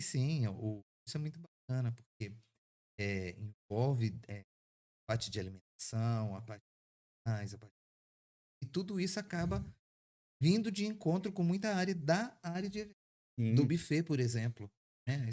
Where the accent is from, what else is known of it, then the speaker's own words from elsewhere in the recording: Santa Catarina, Brazil; now in Caldas Novas, Brazil; nós somos catarinenses, nós não somos de Caldas Novas. E meus pais, quando criança, quando eu quando criança, eles já trabalhavam com, com eventos